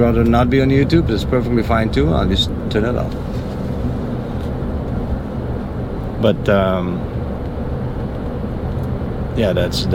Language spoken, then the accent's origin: English; Netherlands; moved away as an adult; now in Florida, United States; I'm from the Netherlands